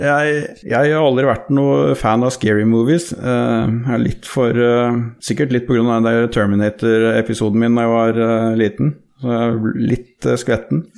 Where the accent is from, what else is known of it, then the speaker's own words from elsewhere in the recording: Notodden, Vestfold og Telemark, Norway; er jo fra Notodden, uh, Norges rånehovedstad